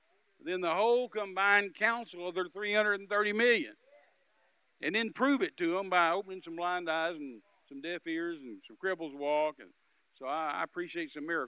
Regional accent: United States; as an American

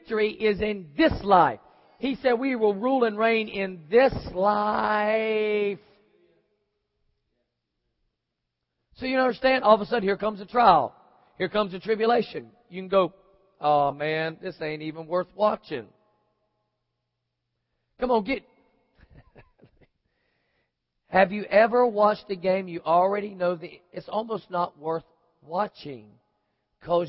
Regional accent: Florida, United States; moved away; also born or lived in Oklahoma; I'm originally from Florida

